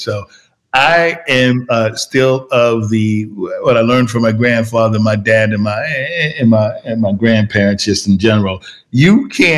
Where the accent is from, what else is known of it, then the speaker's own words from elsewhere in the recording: New York, United States; now in Richmond, United States; I grew up in New York